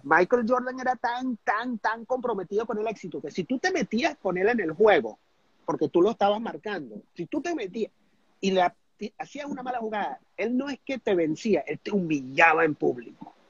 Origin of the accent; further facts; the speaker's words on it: Venezuela; also born or lived in United States; yo me crié en Estados Unidos, me regresé a Venezuela, me retrasaron el tercer grado